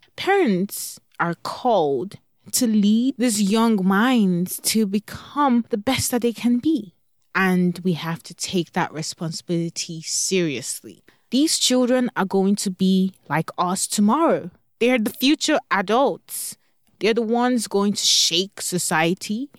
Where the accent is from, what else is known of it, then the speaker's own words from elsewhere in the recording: Nigeria; now in Texas, United States; Growing up in Nigeria